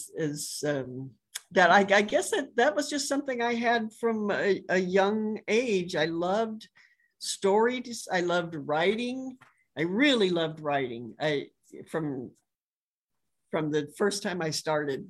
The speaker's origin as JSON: {"language": "English", "town": "Los Angeles", "region": "California", "country": "United States", "tie": "born or raised there", "moved": "as an adult", "lives_now": "Tennessee, United States", "said": "I grew up in just outside"}